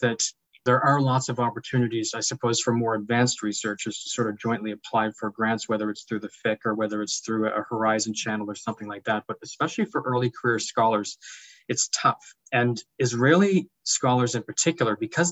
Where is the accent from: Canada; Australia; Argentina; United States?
Canada; moved away as an adult; now in United Kingdom; maybe tell by my accent, I'm not totally native to this country. I'm originally Canadian